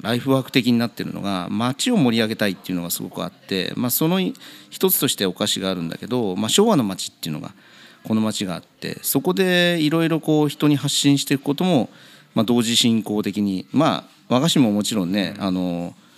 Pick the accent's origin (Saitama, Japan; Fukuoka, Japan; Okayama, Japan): Saitama, Japan; Kawagoe; also born or lived in Tokyo; 本当に生まれも育ちも川越、はい、えー、この近所